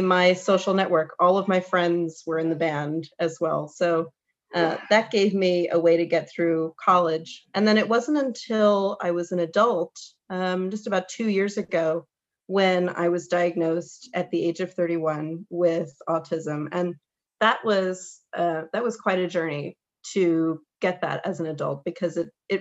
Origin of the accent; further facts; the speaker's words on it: Michigan, United States; moved away as an adult; also born or lived in New York City; I grew up in the Midwest, in mid-Michigan, you know, very small town